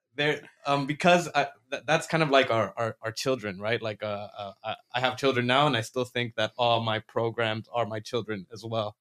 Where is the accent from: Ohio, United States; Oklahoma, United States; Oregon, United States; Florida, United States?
Florida, United States; we're from Florida